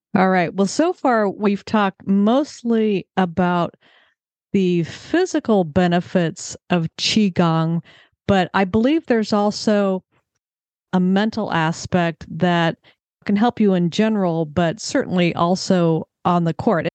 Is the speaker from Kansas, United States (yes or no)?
no; California, United States; I grew up in California